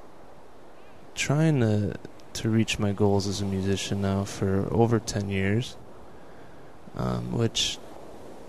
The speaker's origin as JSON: {"language": "English", "town": "Buffalo", "region": "New York", "country": "United States", "tie": "born or raised there", "also_born_or_lived": "Colorado", "moved": "as an adult", "lives_now": "Hollywood, United States", "said": "I grew up in Buffalo, New York"}